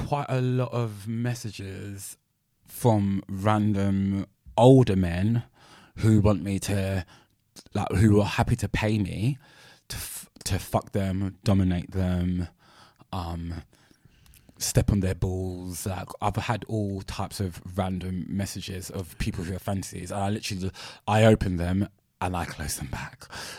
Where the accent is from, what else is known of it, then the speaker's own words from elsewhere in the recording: London, United Kingdom; accent: South London; I'm from South London.